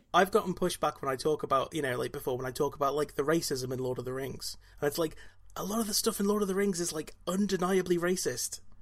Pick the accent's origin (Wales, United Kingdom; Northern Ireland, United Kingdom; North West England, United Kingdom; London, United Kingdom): Wales, United Kingdom; I'm Welsh